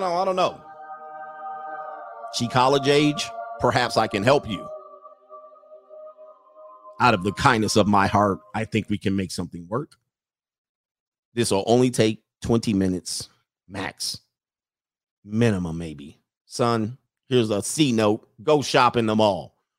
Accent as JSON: {"language": "English", "region": "California", "country": "United States", "said": "I mean, we're out of town. We're from California. We got stuck out here."}